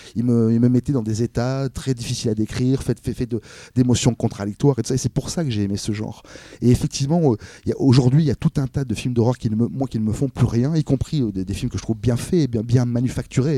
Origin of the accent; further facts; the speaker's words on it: Cannes, Provence-Alpes-Côte d'Azur, France; je suis de Cannes